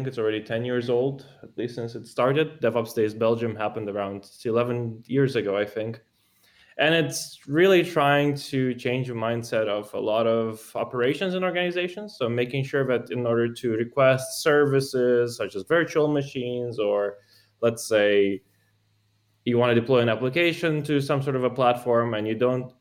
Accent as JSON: {"language": "English", "country": "Moldova", "tie": "born or raised there", "also_born_or_lived": "Italy", "moved": "as an adult", "lives_now": "Switzerland", "said": "I grew up in Moldova. That's where I spent basically most of my time up until high school, including high school, actually"}